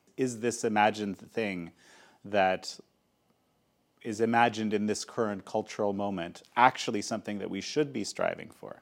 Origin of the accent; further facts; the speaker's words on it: Canada; first language Polish; English is a second language; I was born in Canada. Polish was my first language.